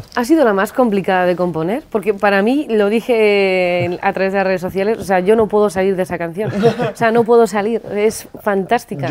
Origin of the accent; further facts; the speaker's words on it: Pamplona, Navarre, Spain; soy de Pamplona